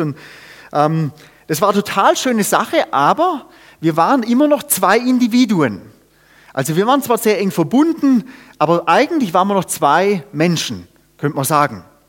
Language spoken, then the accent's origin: German; Germany; ich bin Deutscher